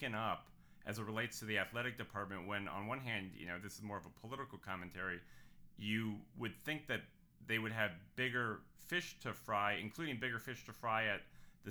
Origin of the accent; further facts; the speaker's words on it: Albuquerque, New Mexico, United States; I grew up in Albuquerque